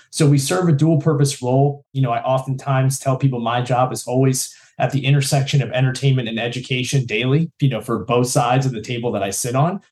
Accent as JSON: {"language": "English", "town": "Newport News", "region": "Virginia", "country": "United States", "said": "I was originally from Newport News in the southeast region of Virginia here in the United States"}